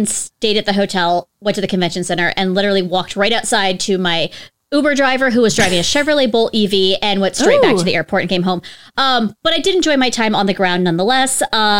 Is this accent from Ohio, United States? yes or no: no; Pittsburgh, Pennsylvania, United States; I'm from the Pittsburgh area-ish.